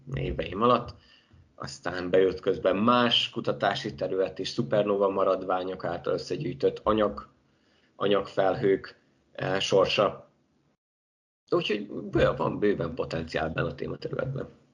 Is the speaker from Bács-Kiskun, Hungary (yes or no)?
yes; Baja, Bács-Kiskun, Hungary; moved away; also born or lived in Szeged; én Baján nevelkedtem